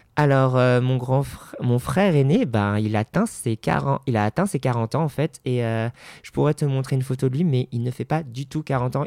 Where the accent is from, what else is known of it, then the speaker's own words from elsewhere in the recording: Paris, Île-de-France, France; moved away as an adult; now in Hauts-de-Seine, France; je suis parisien de naissance